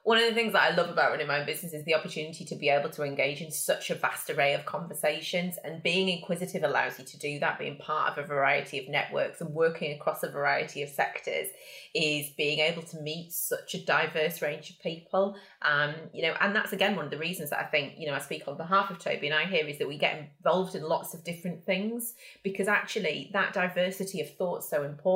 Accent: Yorkshire and the Humber, United Kingdom; now in North East England, United Kingdom; I'm from Yorkshire originally, and we have a phrase which is shy burns getting out.

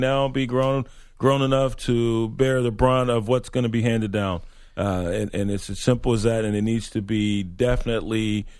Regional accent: Compton, California, United States; I mean, I grew up in Compton, but that was harsh.

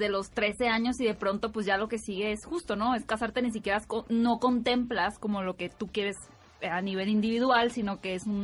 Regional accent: Tampico, Tamaulipas, Mexico; moved away; yo soy de Tampico, Tamaulipas

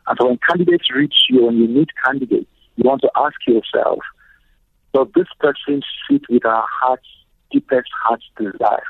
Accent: Nigeria; I'm a Nigerian

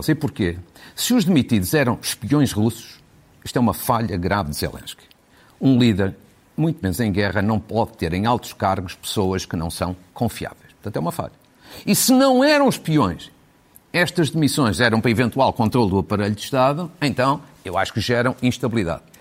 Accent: Ukraine; Portuguese is a second language; eu estou ao lado da Ucrânia, digamos assim, nesta guerra, sou ucraniano, mas isto não me, não me retira isenção e independência.

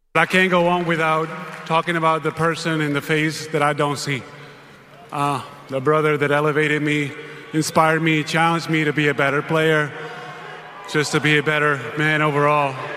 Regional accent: Spain; moved away; As a kid growing up in Spain

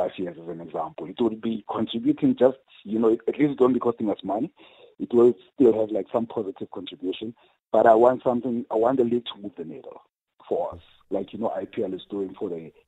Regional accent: South Africa

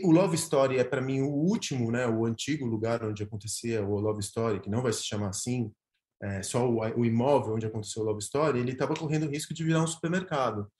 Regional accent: Argentina; Portuguese is a second language; now in São Paulo, Brazil; É, eu sou argentino, mas cidadão paulistano.

